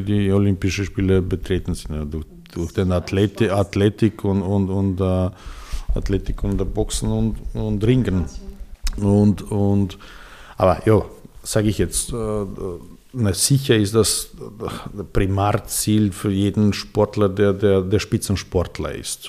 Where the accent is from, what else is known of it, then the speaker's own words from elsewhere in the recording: Belgrade, Serbia; first language Serbian; German is a second language; moved away as an adult; also born or lived in Austria; now in Vienna, Austria; Ich bin geboren in Belgrad, in Serbien